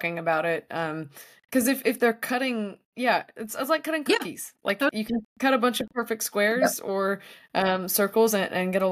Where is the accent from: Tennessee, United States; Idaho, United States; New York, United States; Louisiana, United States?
Tennessee, United States; now in California, United States; where I grew up in Tennessee